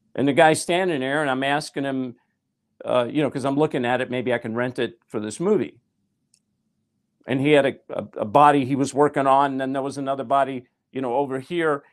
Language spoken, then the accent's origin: English; Nashville, Tennessee, United States; I'm from Nashville, I was a songwriter.